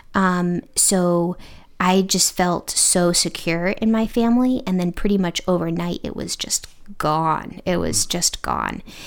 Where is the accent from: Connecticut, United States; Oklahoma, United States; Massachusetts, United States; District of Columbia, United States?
Connecticut, United States; moved away as an adult; now in Indiana, United States; I am originally from the East Coast. I'm from Connecticut